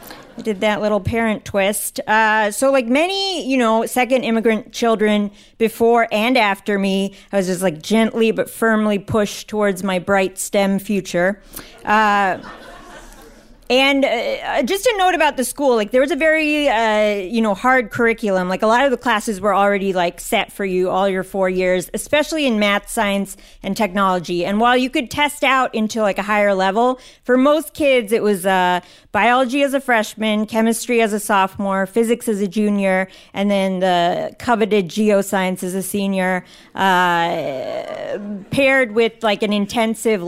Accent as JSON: {"language": "English", "region": "Northern Virginia", "country": "United States", "tie": "born or raised there", "said": "I grew up in Northern Virginia"}